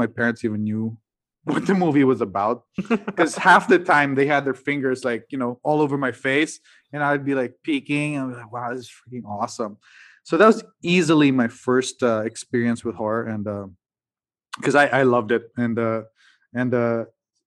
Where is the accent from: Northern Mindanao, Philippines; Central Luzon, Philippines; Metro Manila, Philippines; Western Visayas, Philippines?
Northern Mindanao, Philippines; Cagayan de Oro; I grew up in Mindanao, in Cagayan de Oro